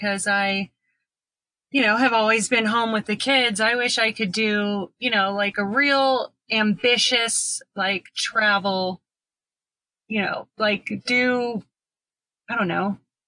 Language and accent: English; St. Louis, Missouri, United States; now in Colorado, United States; We're both from St. Louis, Missouri